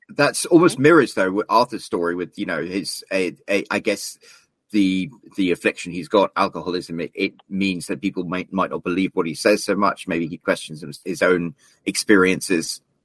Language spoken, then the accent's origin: English; United Kingdom; as a Brit